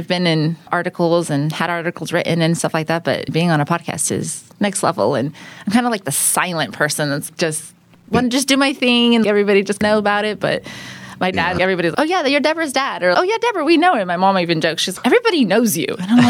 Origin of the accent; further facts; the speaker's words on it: Oregon, United States; moved away as an adult; also born or lived in Southern California / Madera, California; now in Fresno, United States; I was born in Southern California, and we moved up to Oregon when I was about 5, and then I lived there till I was about 18. Moved down to Fresno, Madera, that area.